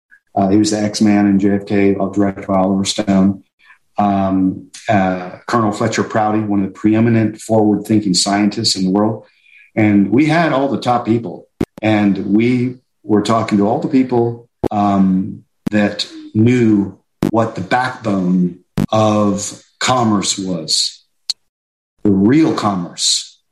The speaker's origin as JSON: {"language": "English", "town": "High Wycombe", "region": "South East England", "country": "United Kingdom", "tie": "born or raised there", "said": "I grew up in Europe, and I was going to school on a military base in High Wycombe, England."}